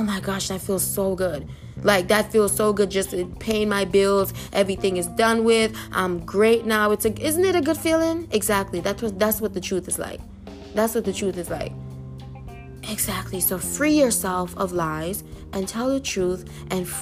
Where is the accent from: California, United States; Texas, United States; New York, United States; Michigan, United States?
New York, United States; I'm from New York